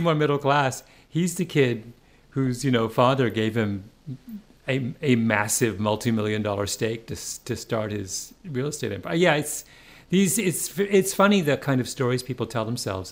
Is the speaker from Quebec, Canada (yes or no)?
no; Ontario, Canada; moved away; growing up in Ontario